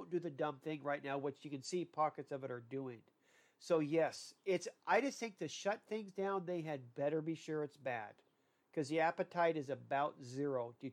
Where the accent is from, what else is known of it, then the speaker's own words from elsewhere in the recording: Ireland; I butcher names and I'm Irish.